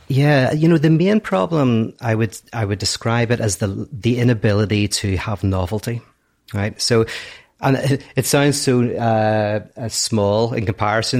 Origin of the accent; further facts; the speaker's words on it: Northern Ireland, United Kingdom; I'm from Northern Ireland.